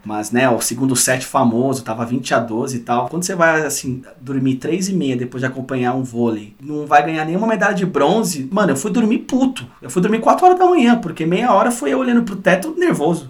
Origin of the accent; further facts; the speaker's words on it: Brazil; Nós brasileiros